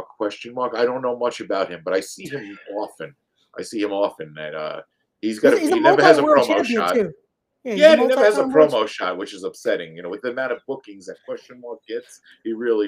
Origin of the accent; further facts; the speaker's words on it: United States; an American